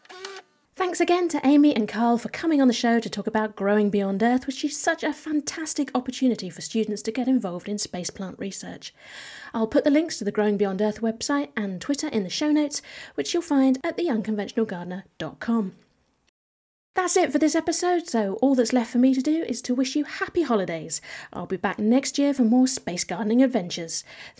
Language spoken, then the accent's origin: English; United Kingdom; I'm British